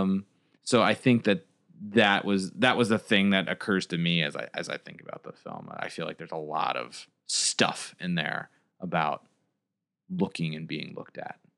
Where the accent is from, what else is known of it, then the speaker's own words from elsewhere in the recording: United States; as an American audience